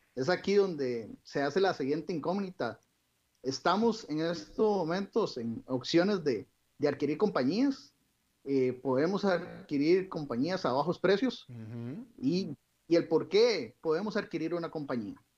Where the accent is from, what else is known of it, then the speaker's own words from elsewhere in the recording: Costa Rica; como todo costarricense